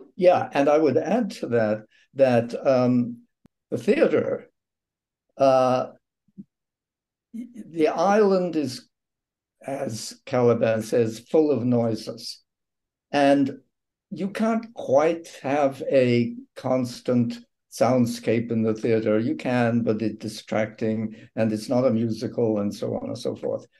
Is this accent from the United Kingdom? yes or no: yes; England, United Kingdom; moved away; I was raised in England on radio drama, and some of my first work was done on BBC radio